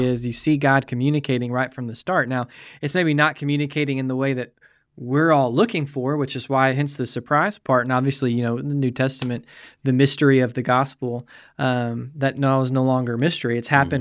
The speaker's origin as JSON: {"language": "English", "country": "United States", "said": "as American believers"}